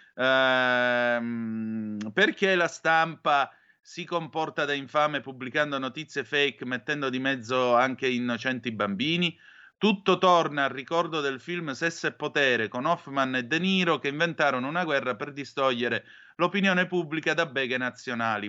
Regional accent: Calabria, Italy; queste cose le facevamo 40 anni fa in Calabria pure noi per giocare a guardie e ladri

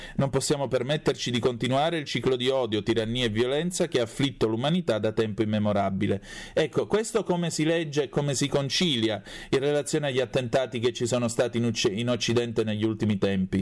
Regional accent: Vibo Valentia, Calabria, Italy; io sono calabrese di Vibo Valencia

